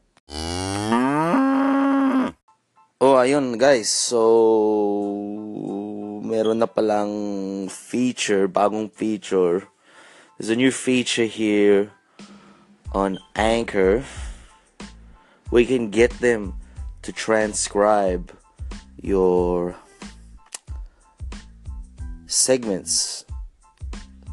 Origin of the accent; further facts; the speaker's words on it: Australia; being a Filipino Australian